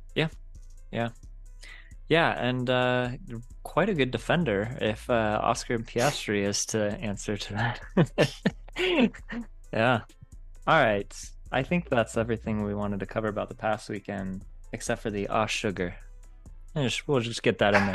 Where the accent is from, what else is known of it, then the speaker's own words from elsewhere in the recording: United States; as an American dude